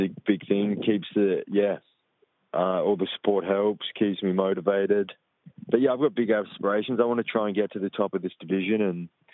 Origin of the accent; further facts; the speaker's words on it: Perth, Western Australia, Australia; my hometown